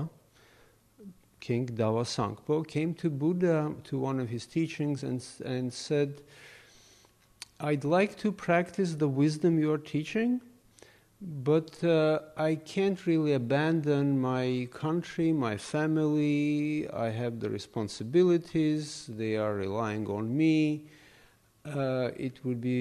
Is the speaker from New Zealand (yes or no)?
no; Armenia; moved away as an adult; now in New York City, United States; I grew up in the Soviet Union, in Armenia